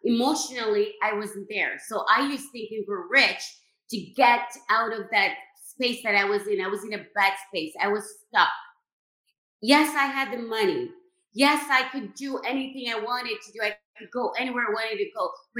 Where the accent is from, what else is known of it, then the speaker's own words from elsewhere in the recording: Jamaica; I was born and raised in Jamaica